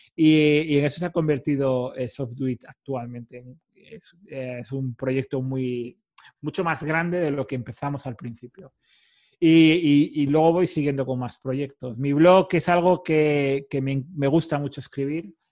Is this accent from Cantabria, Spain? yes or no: yes; Cantabria, Spain; parte del equipo en Cantabria o distribuida, de donde soy yo